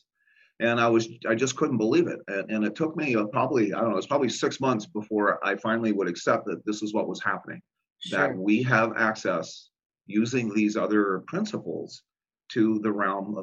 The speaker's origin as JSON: {"language": "English", "region": "Illinois", "country": "United States", "moved": "yes", "said": "I'm originally from Illinois"}